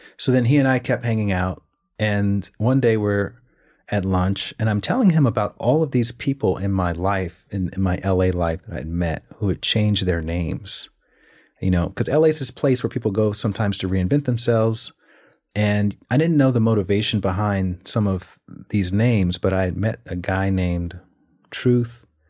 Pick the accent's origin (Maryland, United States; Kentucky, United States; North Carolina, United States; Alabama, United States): Alabama, United States; moved away; also born or lived in New York / Los Angeles; I'm from Alabama